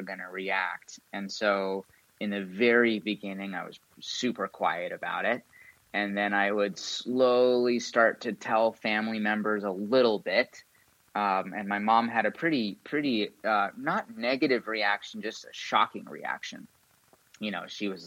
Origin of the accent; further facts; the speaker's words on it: San Diego, California, United States; also born or lived in Encinitas, California; now in Ojai, United States; I grew up in San Diego